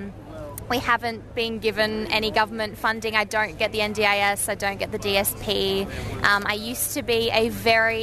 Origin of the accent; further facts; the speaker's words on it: Adelaide, South Australia, Australia; I'm from Adelaide in South Australia